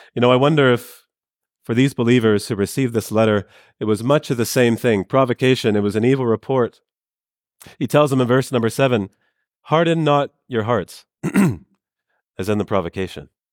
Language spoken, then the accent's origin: English; Canada; I'm from Canada